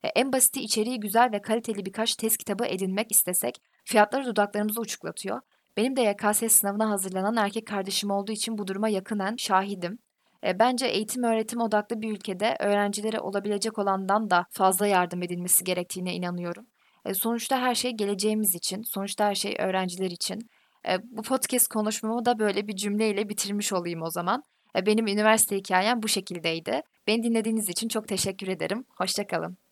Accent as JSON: {"language": "Turkish", "town": "Karamürsel", "region": "Kocaeli", "country": "Turkey", "moved": "as an adult", "lives_now": "Bandırma, Turkey", "said": "Ben zaten Karamürsel'liyim"}